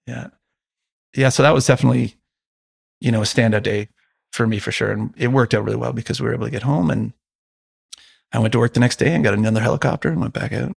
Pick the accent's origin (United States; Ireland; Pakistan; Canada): Canada; as a Canadian